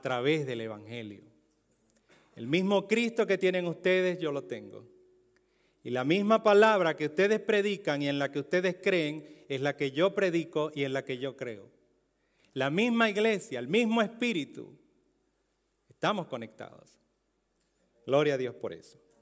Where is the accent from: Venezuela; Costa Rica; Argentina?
Venezuela; Un venezolano en Europa, en España y entre romanos